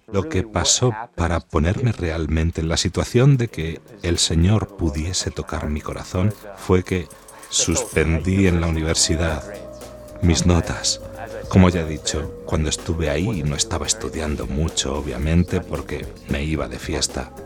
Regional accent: Michigan, United States; Soy de Estados Unidos, diócesis de Michigan

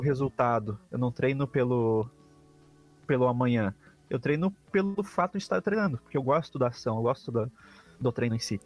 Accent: Brazil; sou brasileiro

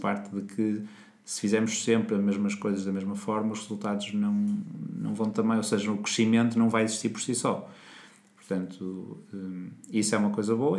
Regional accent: Portugal; nós portugueses

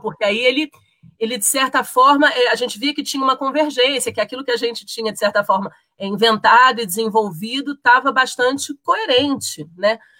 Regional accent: Rio de Janeiro, Brazil; now in Brasília, Brazil; Eu sou carioca de origem, mas já radicada em Brasília há muito tempo.

